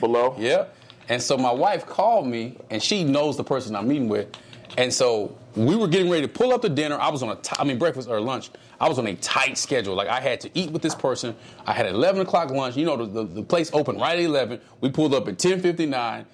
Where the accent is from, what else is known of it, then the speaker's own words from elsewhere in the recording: Dallas, Texas, United States; I, am from the South. I'm from Dallas